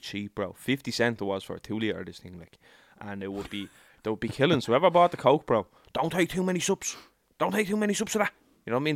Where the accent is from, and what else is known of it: Ireland; born or raised there